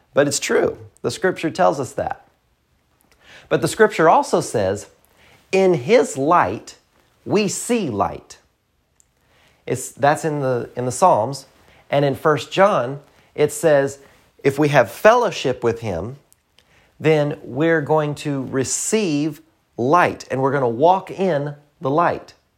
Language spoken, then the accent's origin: English; the South, United States; I'm from the South. I'm from the country